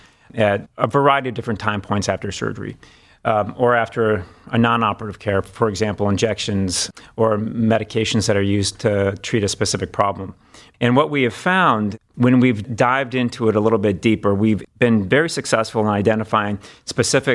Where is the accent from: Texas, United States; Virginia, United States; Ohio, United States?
Ohio, United States; Cleveland; also born or lived in Washington, D.C. / Los Angeles / Memphis; I'm actually from Cleveland